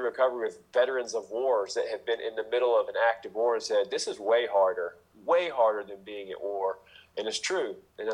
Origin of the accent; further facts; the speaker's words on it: United States; I grew up in America. I grew up in a not poor part of America.